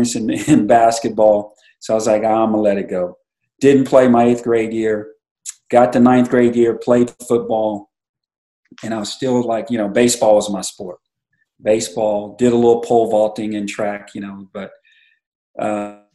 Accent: Kerrville, Texas, United States; born or raised there; also born or lived in Kansas City

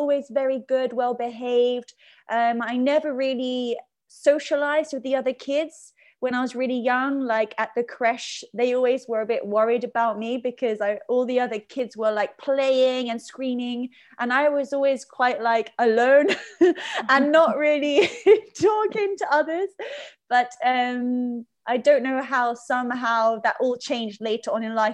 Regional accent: Surrey, South East England, United Kingdom; I grew up in Surrey in England, the southeast of London.

